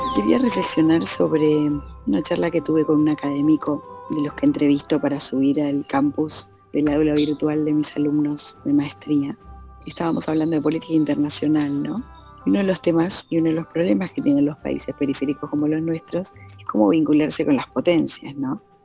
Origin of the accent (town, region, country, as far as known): Argentina